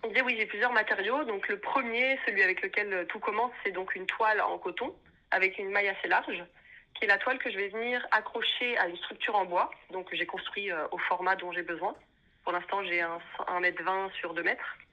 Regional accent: Paris, Île-de-France, France; moved away as an adult; now in Brussels, Belgium; je suis née à Paris, donc c'est là-bas que j'ai commencé euh, mes études

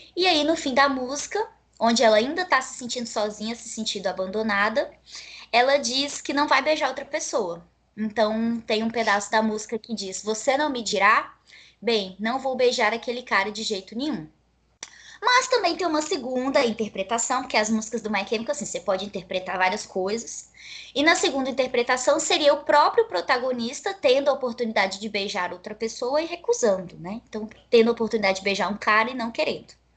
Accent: Rondônia, Brazil; eu sou uma pessoa que nasci em Rondônia, fui criada em Rondônia

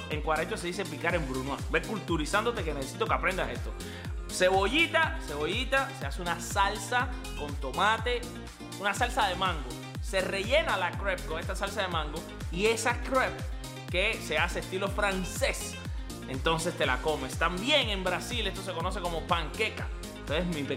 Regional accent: Cuba; porque yo soy cubano

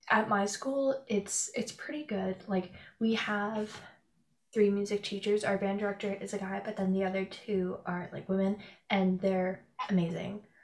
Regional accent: Canada; I'm from Canada

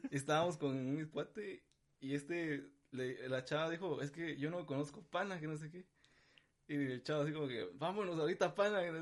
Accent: San Marcos, Guatemala; Sí, digamos, porque sí, casi toda mi infancia la pasaba allá. Y pues conozco a todo, tengo a toda mi familia allá, ¿verdad?

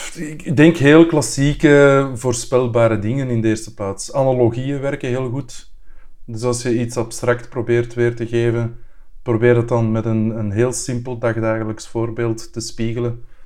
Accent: Brussels, Brussels-Capital Region, Belgium; als Brusselaar

